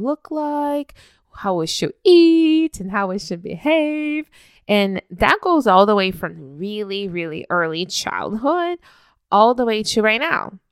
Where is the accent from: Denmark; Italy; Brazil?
Brazil; moved away as an adult; now in Canada; I was raised in Brazil until my early twenties